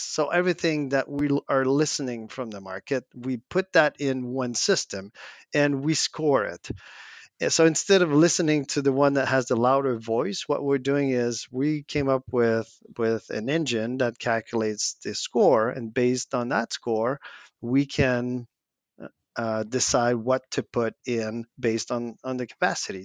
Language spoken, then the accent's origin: English; Quebec, Canada; we're French Canadian in a North American English only, like, continent